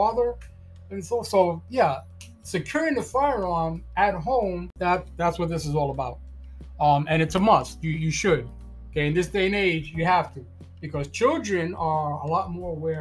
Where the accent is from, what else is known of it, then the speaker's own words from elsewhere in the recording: New York City, New York, United States; moved away as an adult; also born or lived in Florida; Born and raised in Brooklyn, New York